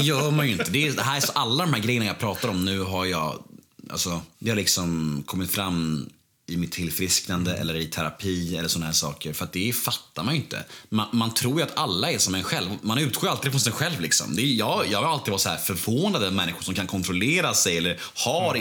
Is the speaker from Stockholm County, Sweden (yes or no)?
yes; Stockholm, Stockholm County, Sweden; Jag föddes ju eh, på Skånegatan 73 här borta, eh, precis vid Nytorget där